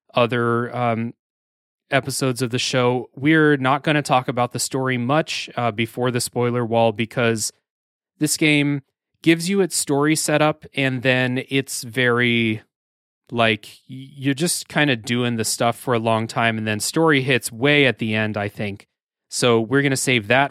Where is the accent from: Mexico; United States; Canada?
United States; I'm an American